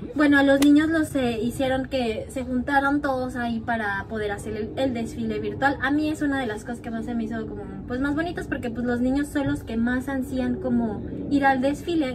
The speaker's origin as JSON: {"language": "Spanish", "country": "Mexico", "moved": "yes", "lives_now": "Norway", "said": "nosotros somos mexicanos"}